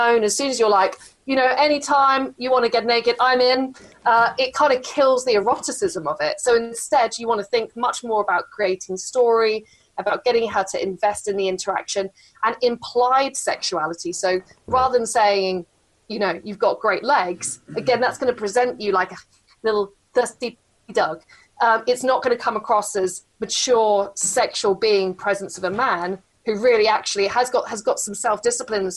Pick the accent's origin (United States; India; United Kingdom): United Kingdom; England; I'm so English